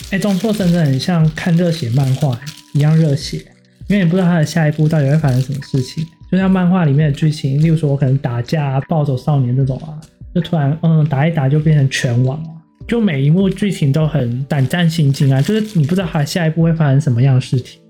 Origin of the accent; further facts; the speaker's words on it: Taiwan; 我是南口的偏乡，到山里面隐居的那种